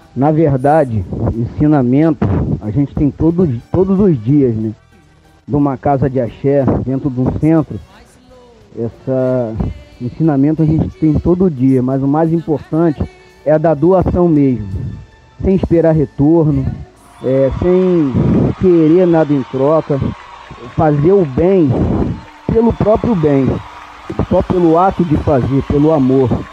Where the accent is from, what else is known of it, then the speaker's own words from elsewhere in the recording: Vaz Lobo, Rio de Janeiro, Brazil; also born or lived in Santa Cruz, Rio de Janeiro; desde bebê, eu fui criado dentro do, do terreiro de Umbanda, da vovó Maria Conga, lá em Vaz Lobo